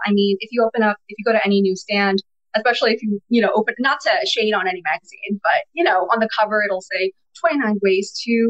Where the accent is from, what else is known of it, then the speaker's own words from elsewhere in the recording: New York City, New York, United States; first language Bengali; English is a second language; also born or lived in Bangladesh; I am a lifelong New Yorker. I was born in Bangladesh, and I lived in Queens for most of my life.